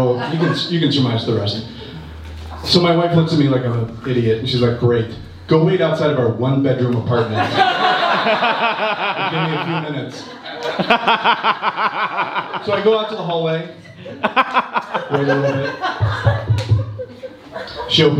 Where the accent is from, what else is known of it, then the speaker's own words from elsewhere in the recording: Ohio, United States; I'm from Ohio